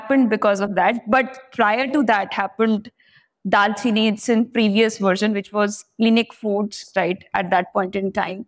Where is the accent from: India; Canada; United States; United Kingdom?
India; Meerut, Uttar Pradesh; moved away as an adult; also born or lived in Punjab; I was born in Meerut, which is a city in Uttar Pradesh, about 70 kilometers from Delhi